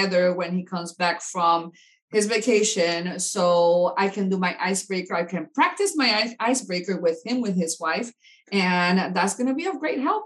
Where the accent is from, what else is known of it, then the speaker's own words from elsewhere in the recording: Puerto Rico; moved away as an adult; also born or lived in New York City; now in Florida, United States; I'm originally from Puerto Rico. I was born in New York City, raised in Puerto Rico, Puerto Rican parents